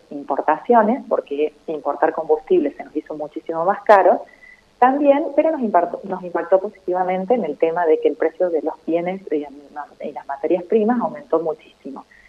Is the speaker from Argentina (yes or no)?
yes; Argentina